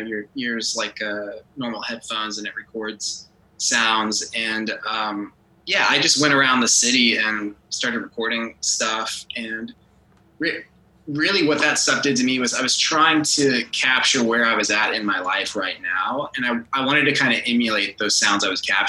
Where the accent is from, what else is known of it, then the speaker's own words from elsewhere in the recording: Texas, United States; growing up here